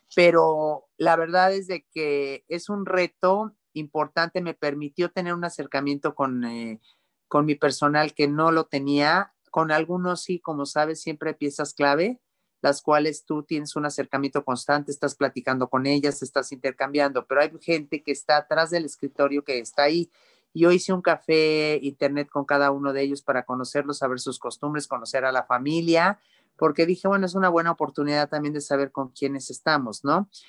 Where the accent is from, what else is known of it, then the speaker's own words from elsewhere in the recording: Mexico; como mexicanos